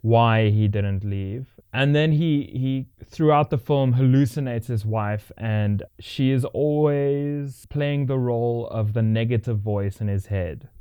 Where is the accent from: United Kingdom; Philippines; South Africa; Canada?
South Africa; as a South African